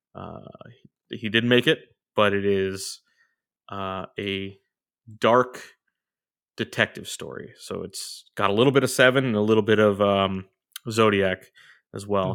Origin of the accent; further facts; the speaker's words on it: Orange, California, United States; moved away; it took place in the city of Orange, my hometown